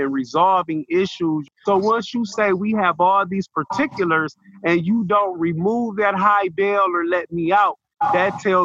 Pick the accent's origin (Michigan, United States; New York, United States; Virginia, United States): Michigan, United States; now in Lucas County, Ohio, United States; I was born in Michigan.